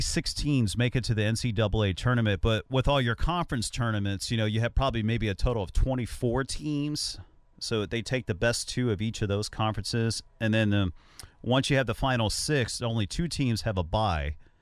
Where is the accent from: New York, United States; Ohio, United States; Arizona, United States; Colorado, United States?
Ohio, United States; Cincinnati; my hometown is Cincinnati